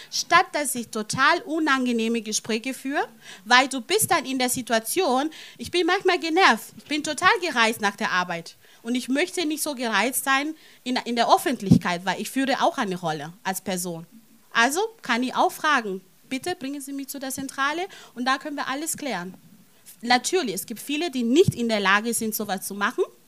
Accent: Italy; now in Germany; ich bin nicht in Deutschland aufgewachsen, in Italien aufgewachsen

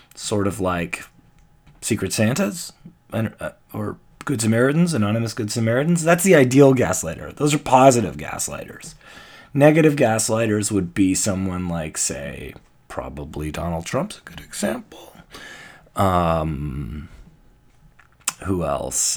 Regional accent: Canada; I'm Canadian

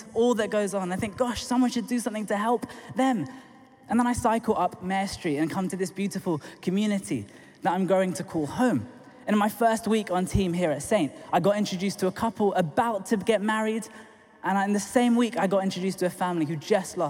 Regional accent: London, United Kingdom; I'm from Tooting in South London originally, come on, south of the river

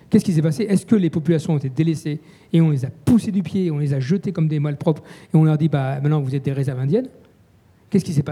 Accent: Mantes-la-Jolie, Île-de-France, France; Une fois, je viens du Val-Fouré, euh, je vais faire mes courses euh, au Val-Fouré.

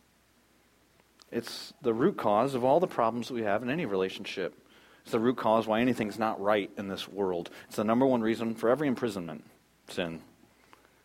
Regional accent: United States; I'm American

